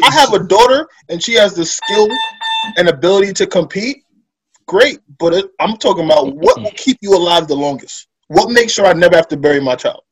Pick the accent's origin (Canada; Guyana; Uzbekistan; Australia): Guyana; now in United States; I'm from Guyana